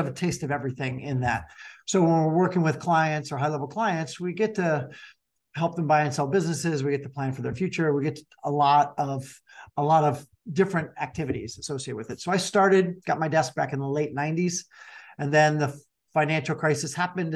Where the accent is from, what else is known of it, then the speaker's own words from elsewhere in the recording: Chicago, Illinois, United States; That's where we're from Chicago